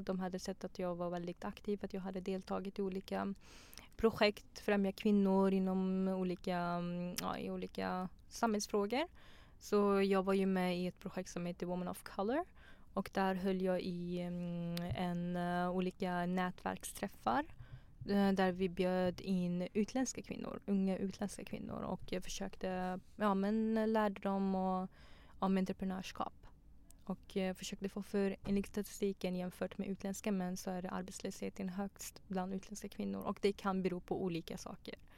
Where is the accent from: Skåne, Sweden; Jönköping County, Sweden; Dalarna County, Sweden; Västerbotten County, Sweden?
Jönköping County, Sweden; Tranås; moved away as an adult; also born or lived in Pakistan / Afghanistan; now in Stockholm, Sweden